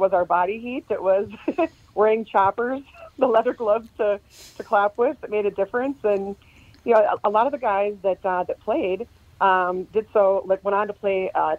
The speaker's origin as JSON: {"language": "English", "town": "Cloquet", "region": "Minnesota", "country": "United States", "tie": "born or raised there", "said": "I was raised up in Cloquet, which is a small mill town up by Duluth."}